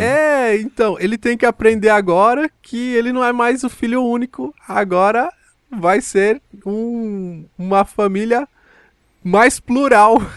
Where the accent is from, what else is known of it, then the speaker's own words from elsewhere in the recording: Brazil; Eu sou brasileiro